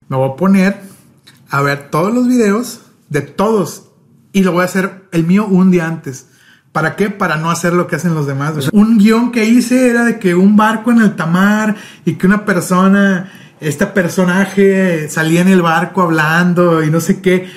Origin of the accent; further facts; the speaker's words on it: Tampico, Tamaulipas, Mexico; now in Monterrey, Mexico; Yo no soy de Monterrey, o sea, vivo aquí en Monterrey, pero no soy de aquí. Yo soy de Tampico. Tampico, Tamaulipas, a mucha honra.